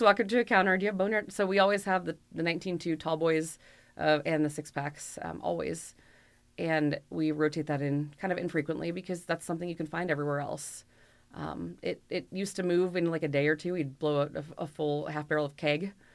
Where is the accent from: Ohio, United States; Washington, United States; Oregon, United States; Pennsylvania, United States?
Oregon, United States; Bend; I grew up in Bend, so Deschutes has been here since I was four years old